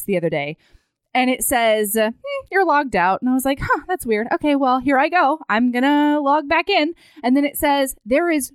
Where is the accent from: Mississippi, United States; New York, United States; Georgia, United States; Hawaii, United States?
Hawaii, United States; I grew up in Hawaii